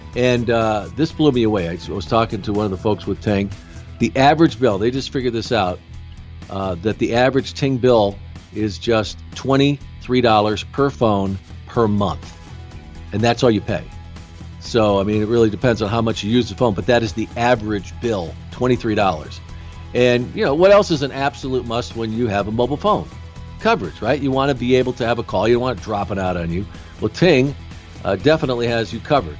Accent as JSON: {"language": "English", "town": "Rochester", "region": "New York", "country": "United States", "tie": "born or raised there", "said": "I was born in Rochester"}